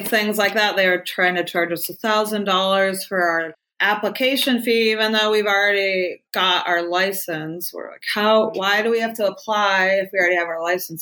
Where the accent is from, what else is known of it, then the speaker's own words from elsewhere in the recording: Ohio, United States; also born or lived in Northern California; now in California, United States; I grew up in Ohio in the cornfields in Amish country